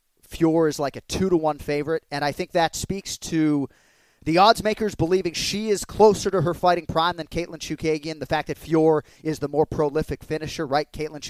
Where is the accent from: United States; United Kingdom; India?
United States; Boston, Massachusetts; we're from Boston, where everybody hates our accent. Now, I don't have a strong twang because I didn't grow up in a part of the city where it was really prevalent.